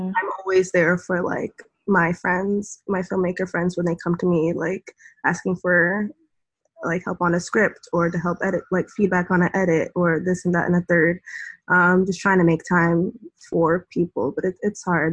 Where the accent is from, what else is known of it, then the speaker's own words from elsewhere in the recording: New York City, New York, United States; also born or lived in Greenwich, Connecticut; the area where I grew up in the Bronx